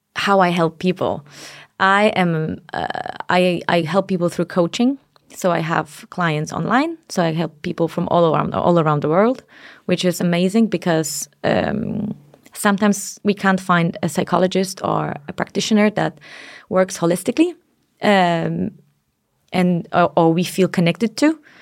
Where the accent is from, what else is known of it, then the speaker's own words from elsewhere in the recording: Poland; now in Denmark; I come from Poland